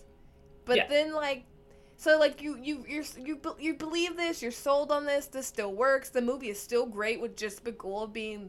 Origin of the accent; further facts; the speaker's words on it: Michigan, United States; I grew up in Michigan